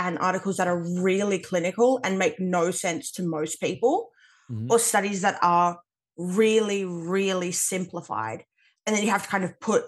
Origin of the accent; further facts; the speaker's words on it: Western Australia, Australia; I'm Australian.